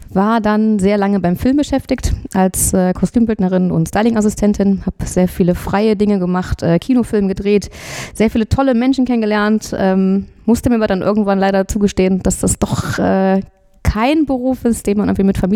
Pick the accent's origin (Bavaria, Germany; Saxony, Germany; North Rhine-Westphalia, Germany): North Rhine-Westphalia, Germany; Blumenthal; Ich komme aus der Eifel, aus der tiefen Eifel, äh, in der Nähe vom Hellenthaler Wildfreigehege, äh, aus Blumenthal.